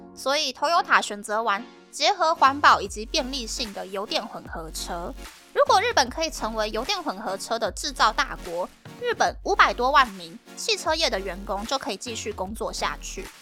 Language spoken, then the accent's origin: Chinese; Taiwan; moved away as an adult; also born or lived in Japan; now in Tokyo, Japan; 在台湾毕业的我呢